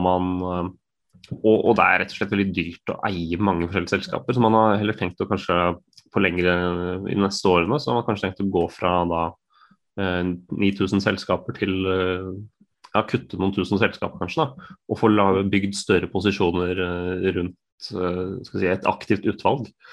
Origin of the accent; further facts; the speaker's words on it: Norway; som nordmenn